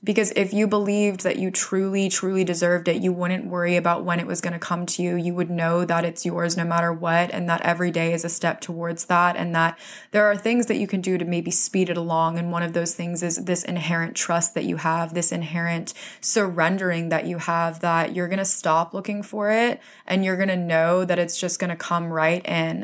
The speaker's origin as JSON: {"language": "English", "region": "Florida", "country": "United States", "tie": "born or raised there", "moved": "yes", "lives_now": "New York City, United States", "said": "I'm originally from Florida, so I grew up in a place where there was no winter."}